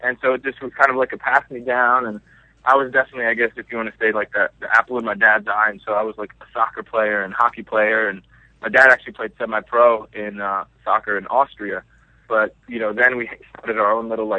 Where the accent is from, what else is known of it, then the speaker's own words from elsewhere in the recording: Bethlehem, Pennsylvania, United States; I was born and raised in Pennsylvania, like Bethlehem, actually